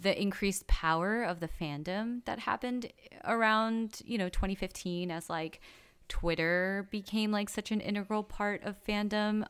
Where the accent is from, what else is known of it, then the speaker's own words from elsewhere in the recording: Los Angeles, California, United States; growing up in Koreatown, like, I would get called Chinita all the time